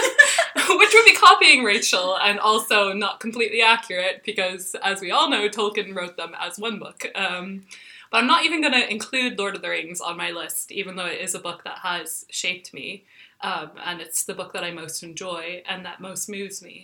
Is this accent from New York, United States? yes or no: no; Texas, United States; moved away as an adult; now in Dublin, Ireland; the street where I grew up in Texas